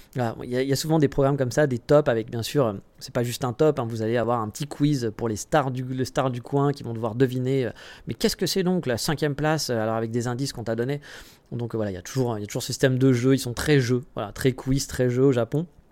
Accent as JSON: {"language": "French", "country": "France", "moved": "as an adult", "lives_now": "Japan", "said": "chez nous en France"}